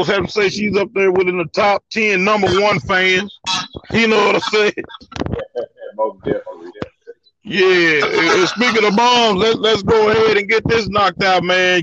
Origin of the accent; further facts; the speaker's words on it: Texarkana, Arkansas, United States; I'm from Texarkana, Arkansas, born and raised, still live there on that side of the state line.